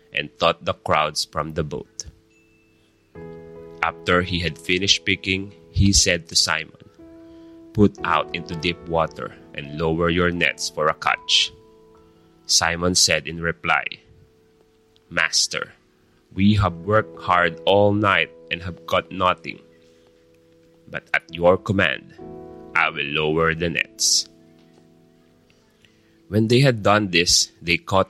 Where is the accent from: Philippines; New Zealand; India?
Philippines; we as a Filipino